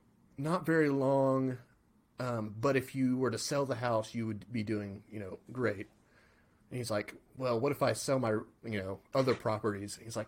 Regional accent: California, United States; I'm from California.

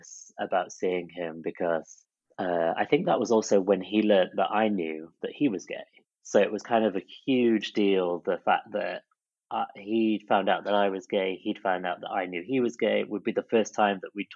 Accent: Chesterfield, East Midlands, United Kingdom; moved away as an adult; also born or lived in Blackpool; my hometown Chesterfield

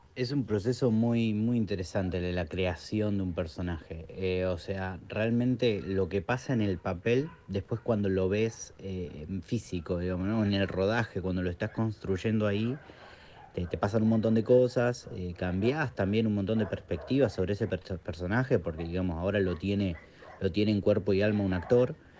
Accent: Quilmes, Buenos Aires Province, Argentina; en Quilmes como un preestreno, que es de donde yo soy

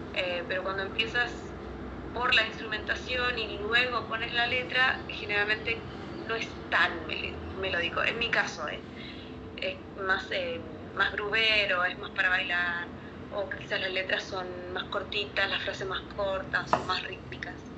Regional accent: Chile; now in Buenos Aires, Argentina; fue en mi pueblo, de hecho, en Chile

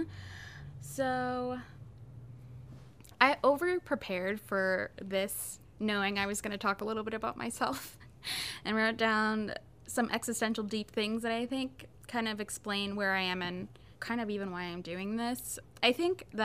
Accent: Northwest Indiana, United States; moved away as an adult; also born or lived in Fort Wayne, Indiana; I was born in Northwest Indiana, near the Gary Hammond, Chicago area. And then I moved to Fort Wayne when I was a freshman in college

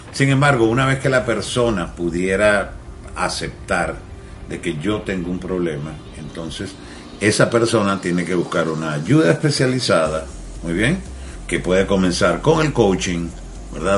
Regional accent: Venezuela; moved away; mi acento, porque soy de Venezuela

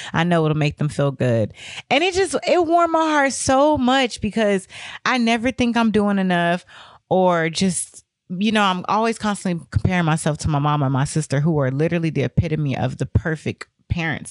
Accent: the South, United States; I come from the South

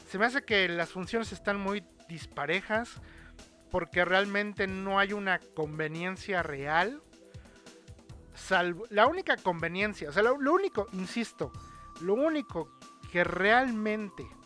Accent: United States; Spanish is a second language; A table. Es que, es que soy gringa.

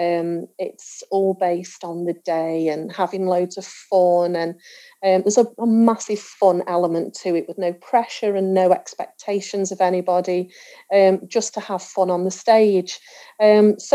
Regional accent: Stoke-on-Trent, West Midlands, United Kingdom; I'm from Stoke-on-Trent

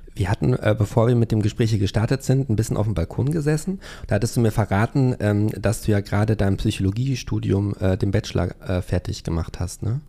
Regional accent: Hövelhof, North Rhine-Westphalia, Germany; meinem Heimatort Hövelhof

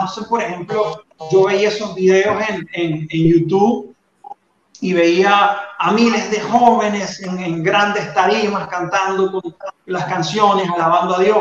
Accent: Venezuela; accent: Venezuelan; moved away as an adult; now in Colombia; yo vivo en Colombia, yo soy venezolano, entonces creo que se nota porque no, he perdido, a pesar de que tengo 10 años, no he perdido mi acento

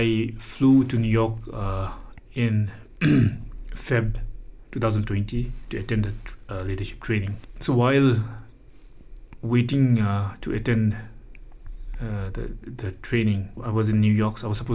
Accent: Pemagatshel, Bhutan; from the fourth grade onwards, I grew up in Pemagatsal

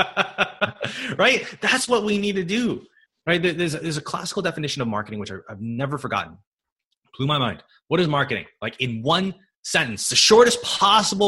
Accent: California, United States; I'm from California

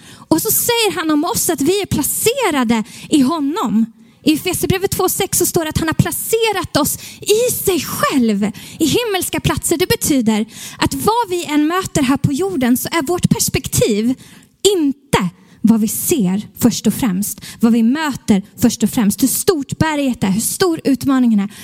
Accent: Stockholm, Stockholm County, Sweden; som stockholmare som är här

